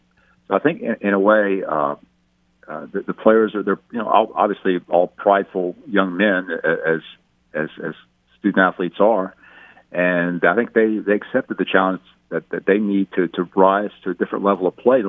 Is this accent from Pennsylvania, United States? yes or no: no; Lafayette, Louisiana, United States; moved away; my hometown of Lafayette